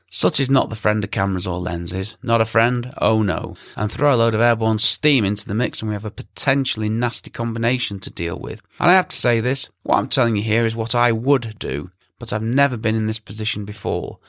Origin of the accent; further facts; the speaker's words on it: England, United Kingdom; me being English